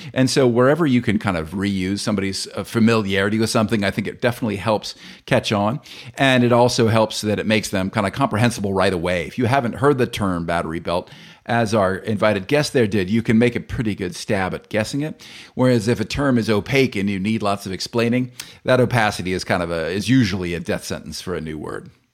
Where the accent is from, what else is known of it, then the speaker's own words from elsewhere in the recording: United States; accent: American; my American accent